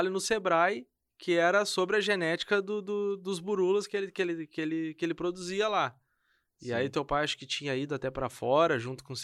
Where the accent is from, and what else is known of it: Jaguarão, Rio Grande do Sul, Brazil; born or raised there